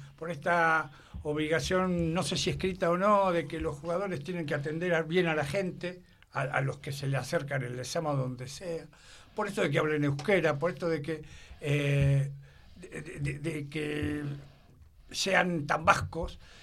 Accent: Argentina; yo soy argentino, hijo de vascos, y vasco.

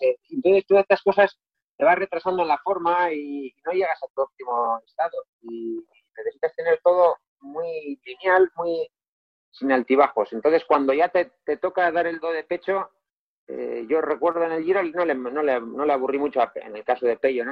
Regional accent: Galdakao, Basque Country, Spain; mi pueblo, en Galdaca

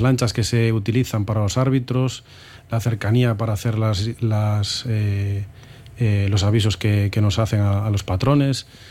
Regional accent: Moaña, Galicia, Spain; En mi pueblo era hacer fútbol o hacer remo, cuando yo empecé en el remo

